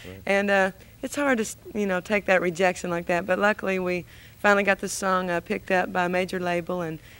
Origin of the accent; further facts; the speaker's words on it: Nashville, Tennessee, United States; also born or lived in California; I was raised in Nashville, and I moved to California